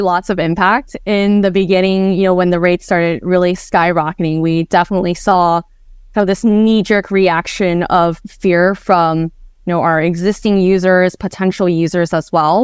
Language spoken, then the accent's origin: English; Bay Area, California, United States; I grew up in the Bay Area